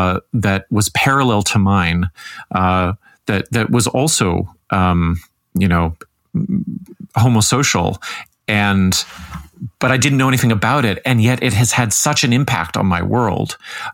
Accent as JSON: {"language": "English", "country": "Canada", "tie": "born or raised there", "said": "as a 50-year-old white guy in growing up in Canada, but then I moved all over"}